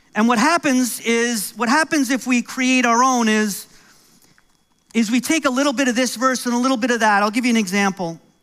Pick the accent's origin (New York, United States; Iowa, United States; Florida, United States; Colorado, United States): New York, United States; accent: American; now in Canada; I'm originally from New York, so I'm American